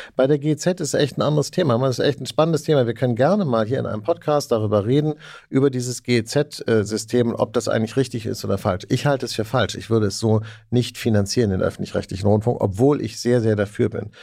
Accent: West Germany, Germany; als Westdeutscher, der ich in, in, in den 70ern und 80ern in Westdeutschland aufgewachsen bin

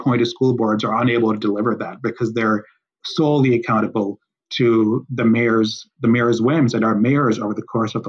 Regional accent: Chicago, Illinois, United States; I grew up in Chicago, in West Rogers Park, come from a working

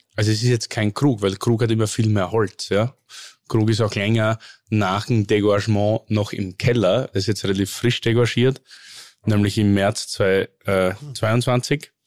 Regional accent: Oberlungitz, Styria, Austria; aus dem Ort Oberlungitz heißt ja. Das ist so ein 200 einwohner ort zwischen Hartberg

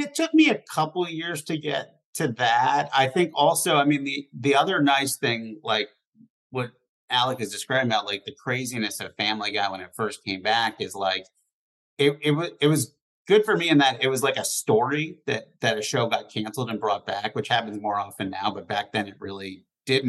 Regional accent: East Coast, United States; moved away as an adult; now in Los Angeles, United States; growing up on the East Coast, there weren't like a lot of people who like worked in show business.

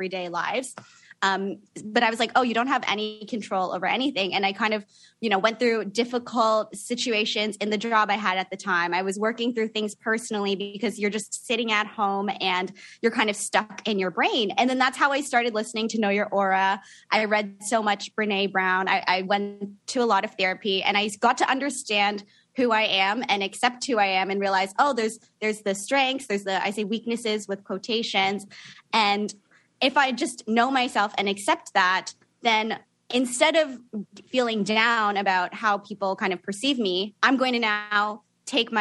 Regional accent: Niagara Falls, Ontario, Canada; now in Toronto, Canada; So I live in Toronto now, but I grew up in Niagara Falls.

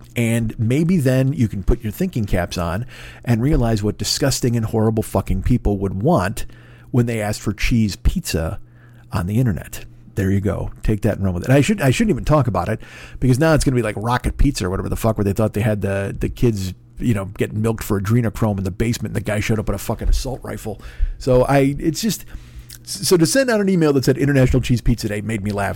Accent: Chicago, Illinois, United States; moved away; I'm from fucking Chicago

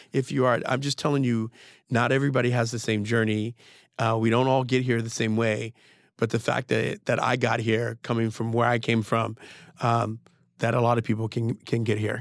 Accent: Trenton, New Jersey, United States; moved away; I grew up in Trenton during the crack era

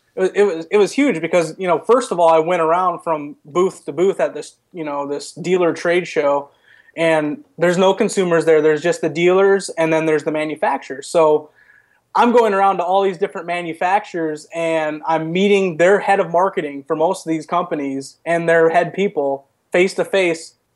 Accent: Midwest, United States; growing up in the Midwest, my dad, uh, you know, brought me into hunting

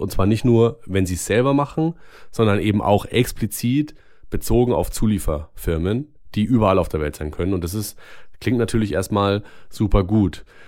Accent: Germany; bei uns in Deutschland

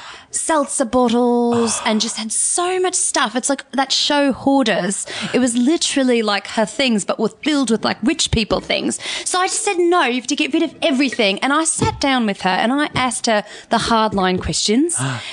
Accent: Tasmania, Australia; A lot of people think that, but no. I'm actually from Tasmania.

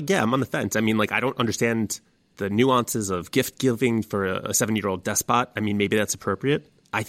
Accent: United States; as an American

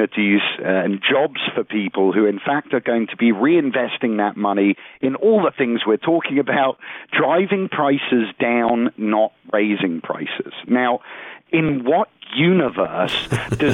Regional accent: United Kingdom; now in United States; I'm originally from the United Kingdom.

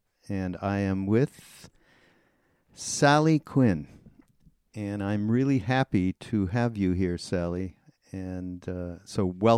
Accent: Montreal, Quebec, Canada; also born or lived in Los Angeles, United States; now in Asheville, United States; I live in the South now, but I'm Canadian. I'm from Montreal, although I've spent a large part of my life here in the States. I'm a citizen now, a dual. And I live, Sally, I live in Asheville, North Carolina

